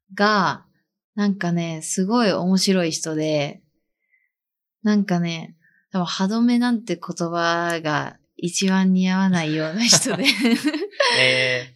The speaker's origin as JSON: {"language": "Japanese", "region": "Toyama", "country": "Japan", "tie": "born or raised there", "moved": "as an adult", "lives_now": "Nagano, Japan", "said": "自分は、富山県出身"}